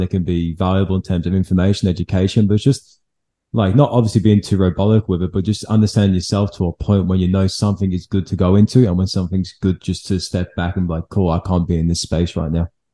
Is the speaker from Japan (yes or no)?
no; England, United Kingdom; now in Australia; I'm from England